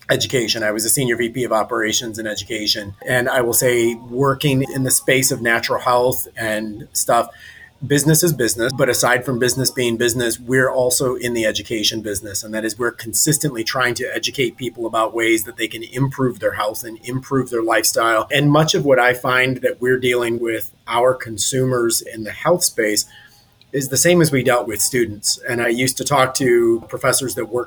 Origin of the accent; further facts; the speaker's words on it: Detroit, Michigan, United States; moved away as an adult; now in Fort Lauderdale, United States; I'm originally from Detroit